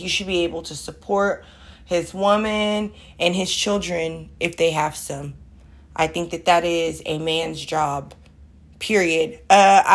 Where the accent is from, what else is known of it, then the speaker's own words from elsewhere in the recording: Oakland, California, United States; I'm from the East Oakland